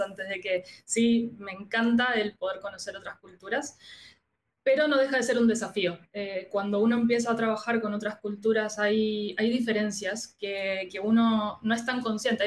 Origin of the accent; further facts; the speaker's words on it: Argentina; now in Chile; soy argentina